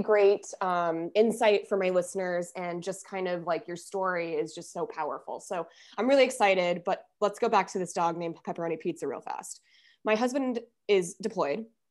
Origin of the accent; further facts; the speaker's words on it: Denver, Colorado, United States; I'm from Denver